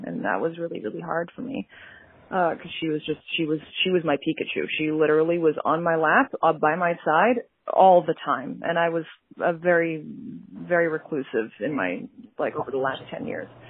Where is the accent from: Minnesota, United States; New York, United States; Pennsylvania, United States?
New York, United States; I'm a New Yorker